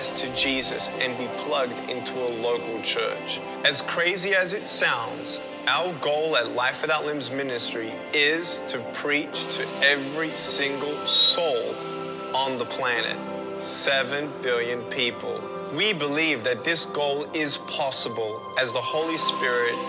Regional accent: Melbourne, Victoria, Australia; I was born in Melbourne, Australia, 1982

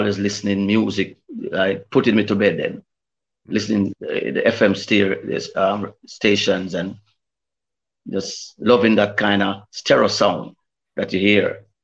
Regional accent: Mandeville, Manchester, Jamaica; also born or lived in Kingston, Jamaica / England; I grew up in Manly, Manchester

